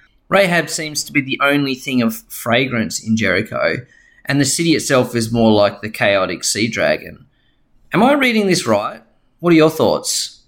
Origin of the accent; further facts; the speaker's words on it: Tasmania, Australia; I'm from Tasmania in Australia.